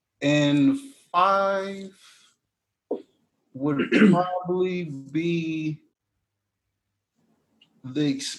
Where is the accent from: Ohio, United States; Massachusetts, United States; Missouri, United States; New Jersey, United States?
Ohio, United States; Cleveland; moved away as an adult; now in Dallas, United States; I'm from Cleveland.